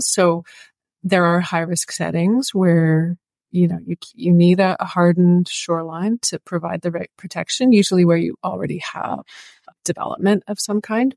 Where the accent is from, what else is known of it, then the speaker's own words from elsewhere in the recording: Oshawa, Ontario, Canada; moved away as an adult; also born or lived in Toronto / Washago; now in Barrie, Canada; So I grew up in Oshawa, but I now live in Barrie and I've been in central Ontario for almost 20 years